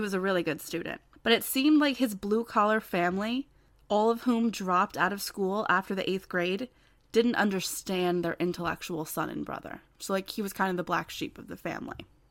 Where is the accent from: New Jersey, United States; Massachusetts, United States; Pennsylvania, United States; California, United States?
New Jersey, United States; I'm from New Jersey